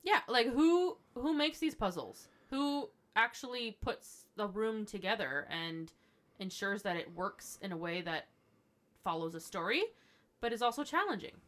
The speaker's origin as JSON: {"language": "English", "town": "Ottawa", "region": "Ontario", "country": "Canada", "tie": "born or raised there", "said": "I was born and raised here"}